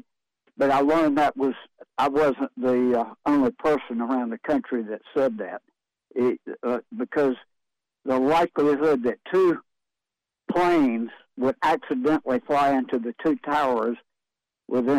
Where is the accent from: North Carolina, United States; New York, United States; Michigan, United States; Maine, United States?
North Carolina, United States; Wilmington; moved away; also born or lived in Wake Forest, North Carolina; I'm from Wilmington, so I was used to hurricanes.